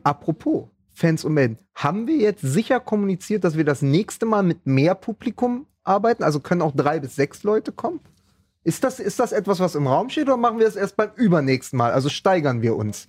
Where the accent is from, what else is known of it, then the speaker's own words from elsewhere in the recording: Berlin, Germany; ich als Berliner wünsche mir seit 20 Jahren natürlich mal ein Pokalfinale mit der Hertha